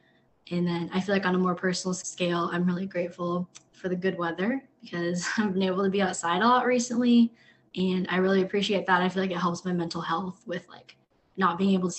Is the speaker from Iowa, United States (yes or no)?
yes; Cedar Rapids, Iowa, United States; I am originally from the Cedar Rapids area and then went to the University of Iowa, majored in chemistry, minored in Spanish, and I'm now in my second year in the MPH program in the Department of Epi.